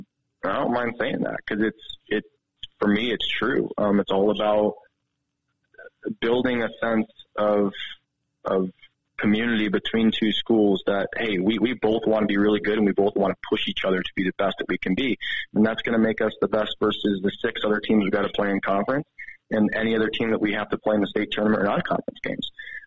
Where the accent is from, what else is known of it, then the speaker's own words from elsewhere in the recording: East Coast, United States; now in Montana, United States; I'm from the East Coast where, you know, population density is so large.